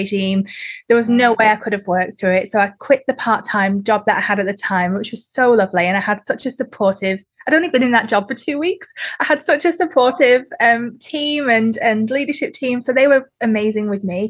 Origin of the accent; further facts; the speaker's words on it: the north of England, United Kingdom; moved away as an adult; also born or lived in Sydney, Australia; now in Newcastle, Australia; where I'm from in the UK is Northern England